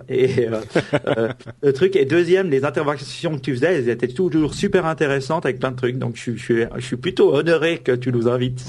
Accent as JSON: {"language": "French", "country": "Switzerland", "said": "je suis suisse"}